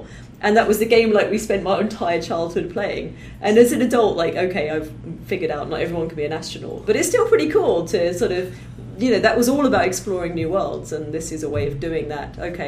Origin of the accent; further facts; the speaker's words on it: United Kingdom; I grew up just outside London.